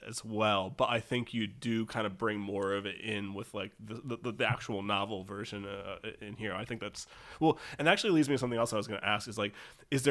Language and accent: English; New England, United States; I grew up in New England